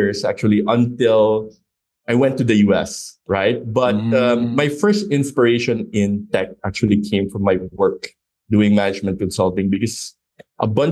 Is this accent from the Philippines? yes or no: yes; Philippines; moved away as an adult; also born or lived in United States; I grew up in the Philippines